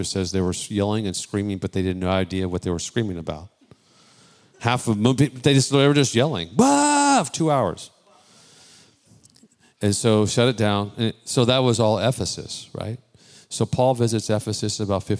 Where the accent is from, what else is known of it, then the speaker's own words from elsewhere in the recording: Bay Area, California, United States; I'm born and raised in the Bay Area, not Texas